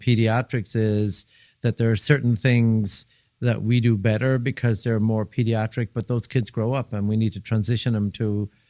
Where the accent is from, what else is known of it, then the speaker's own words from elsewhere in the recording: Dublin, Leinster, Ireland; I grew up in Dublin, Ireland.